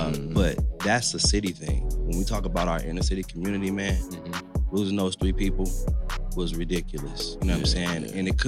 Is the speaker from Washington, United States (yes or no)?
no; Las Vegas, Nevada, United States; I'm born and raised in Las Vegas, Nevada.